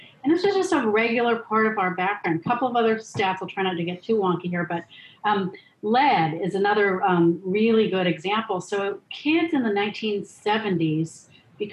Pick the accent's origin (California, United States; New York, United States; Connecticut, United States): California, United States; Los Angeles; I grew up in Los Angeles, so I was a 10-year-old in 1970. So I have lived and breathed Los Angeles air for most of my life.